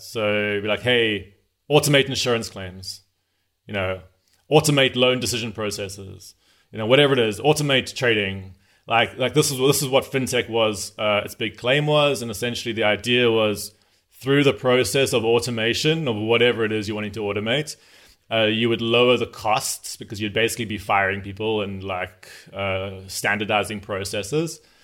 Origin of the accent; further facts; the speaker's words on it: South Africa; also born or lived in Zimbabwe; I'm from South Africa, uh, although my family's from Zimbabwe. So I grew up in Southern Africa